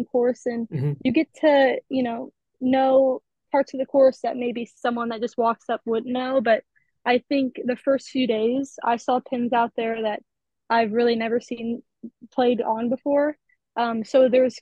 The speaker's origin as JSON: {"language": "English", "town": "Omaha", "region": "Nebraska", "country": "United States", "tie": "born or raised there", "said": "I'm from Omaha, Nebraska. I just kind of grew up playing golf here."}